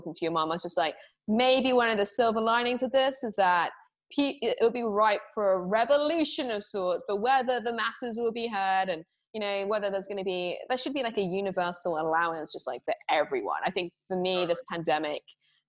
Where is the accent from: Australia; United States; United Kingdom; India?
United Kingdom; England; I'm English